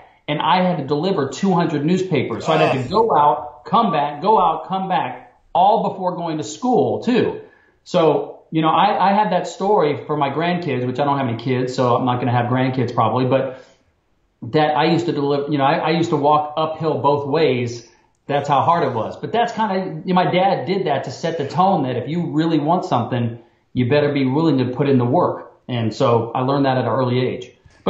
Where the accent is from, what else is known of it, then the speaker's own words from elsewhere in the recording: Alaska, United States; And growing up there, you kind of take it for granted.